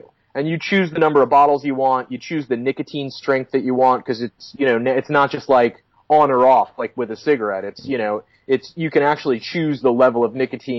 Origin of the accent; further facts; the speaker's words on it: West Palm Beach, Florida, United States; moved away as an adult; now in Southern California, United States; I grew up in Florida, where there is really warm water but really small waves. Whereabouts in Florida? In West Palm Beach.